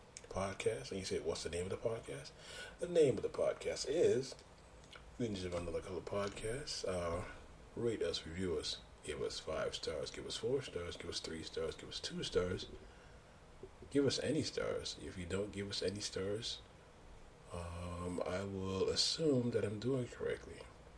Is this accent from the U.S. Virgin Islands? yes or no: yes; U.S. Virgin Islands; And as you know, I'm from the Virgin Islands